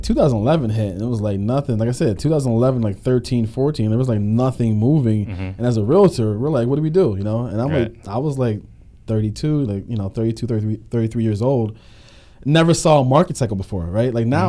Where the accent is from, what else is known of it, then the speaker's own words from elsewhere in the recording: Pittsburgh, Pennsylvania, United States; also born or lived in Harrisburg / Michigan; now in Florida, United States; I'm from Pennsylvania. I'm from Pittsburgh and Harrisburg. I lived in Pittsburgh and Harrisburg.